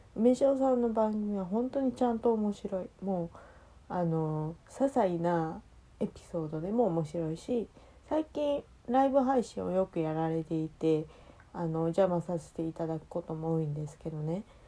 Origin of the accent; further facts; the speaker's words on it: Kansai, Japan; 私も関西出身だから